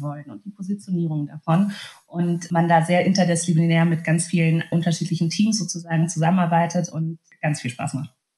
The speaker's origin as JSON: {"language": "German", "town": "Munich", "region": "Bavaria", "country": "Germany", "tie": "born or raised there", "also_born_or_lived": "Hungary / Berlin", "lives_now": "Munich, Germany", "said": "aufgewachsen bin ich tatsächlich relativ beschaulich im kleinen München. Komme ja ursprünglich gebürtig aus Ungarn"}